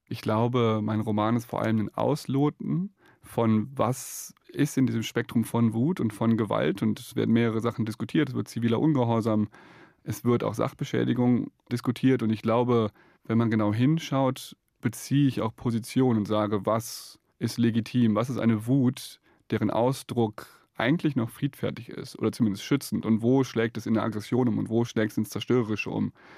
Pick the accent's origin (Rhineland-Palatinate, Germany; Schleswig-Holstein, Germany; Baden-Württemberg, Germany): Rhineland-Palatinate, Germany; Ich komme aus der Nähe des Ahrtals, habe da als Kind gespielt.